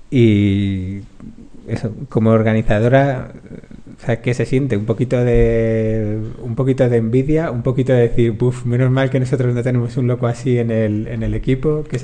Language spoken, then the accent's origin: Spanish; Galicia, Spain; Paloma te confirmará que soy gallego.